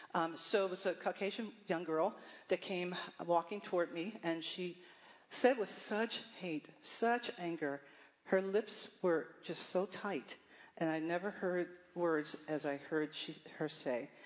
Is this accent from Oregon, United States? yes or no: no; Baltimore, Maryland, United States; I'm from Baltimore, Maryland. I am the ninth child of 10 kids to my mother and father we had a vibrant household